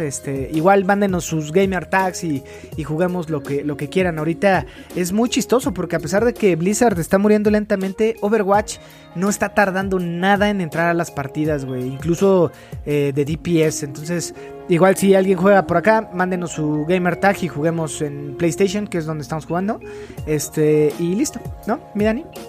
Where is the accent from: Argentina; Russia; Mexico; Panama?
Mexico; Mexico City; soy del DF